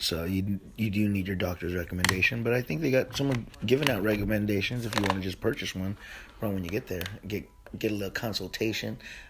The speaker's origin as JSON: {"language": "English", "country": "Philippines", "said": "I'm Filipino, man. Fucking give me a bowl of rice with that shit."}